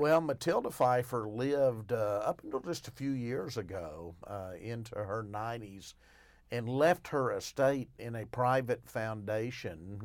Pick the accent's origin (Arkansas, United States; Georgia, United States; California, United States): Arkansas, United States; Arkadelphia; I'm actually from Arkadelphia